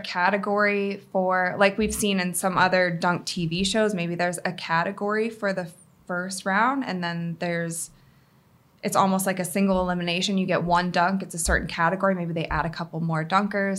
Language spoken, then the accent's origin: English; Cleveland, Ohio, United States; We're in Cleveland right now. It's, it's my hometown.